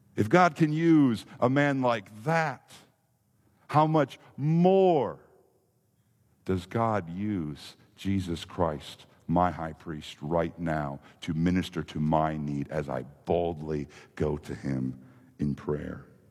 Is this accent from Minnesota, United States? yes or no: yes; Minnesota, United States; moved away; growing up in Minnesota, we didn't have a lot of the impressive amusement parks